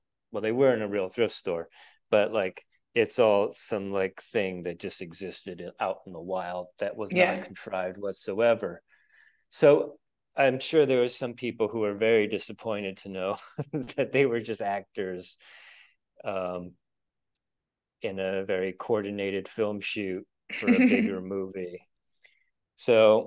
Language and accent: English; Stockton, California, United States; now in San Francisco, United States; I'm from Stockton, California, which is technically Northern California, I guess, but that's more the Central Valley